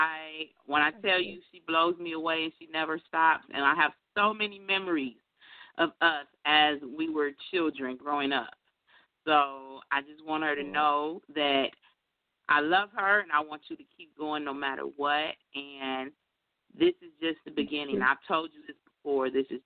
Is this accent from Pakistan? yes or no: no; Detroit, Michigan, United States; I'm actually calling from Detroit. Detroit, born and raised.